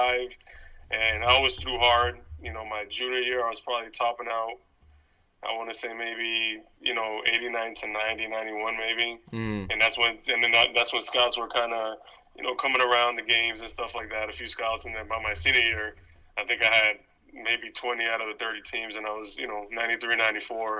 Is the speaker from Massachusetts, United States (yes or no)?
yes; Boston, Massachusetts, United States; I was, you know, born in the city in Boston. I mean, Hyde Park is obviously one of the, you know, one of the towns in, like I like to say, in Boston